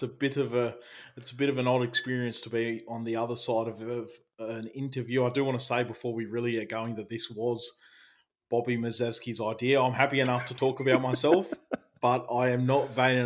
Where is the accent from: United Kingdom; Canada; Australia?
Australia; Albion Park Rail, New South Wales; I grew up in Albion Park Rail